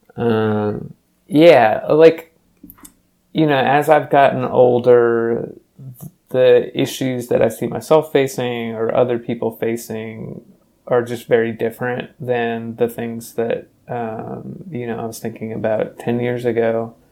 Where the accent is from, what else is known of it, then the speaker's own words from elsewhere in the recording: Louisville, Kentucky, United States; moved away as an adult; also born or lived in North Carolina; now in Seattle, United States; I grew up in Louisville through high school, and then I left to go to college in North Carolina